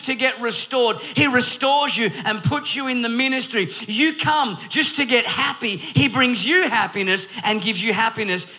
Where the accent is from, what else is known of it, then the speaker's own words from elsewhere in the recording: Perth, Western Australia, Australia; I am from Australia, born in Perth, Western Australia